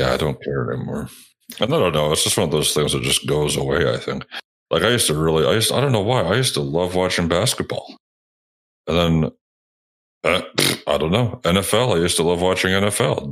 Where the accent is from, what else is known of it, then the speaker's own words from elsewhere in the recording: Canada; I'm fucking Canadian